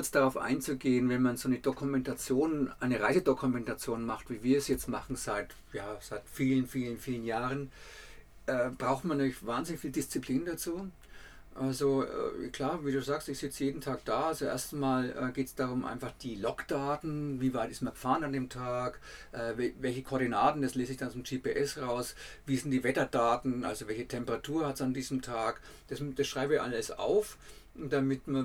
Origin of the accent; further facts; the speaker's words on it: Bavaria, Germany; accent: Franconian; Ich muss dazu sagen, dass, ich, dass wir aus Franken kommen, das hört man ja auch in unserem Dialekt.